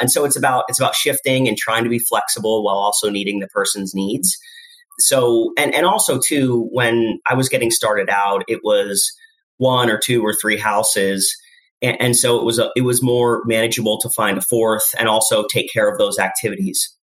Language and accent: English; Lehigh Valley, Pennsylvania, United States; I was born in the Lehigh Valley